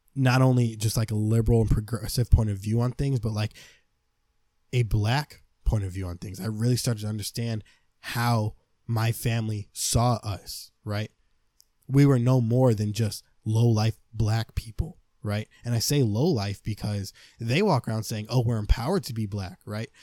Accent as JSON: {"language": "English", "country": "United States", "said": "I see myself as an American man"}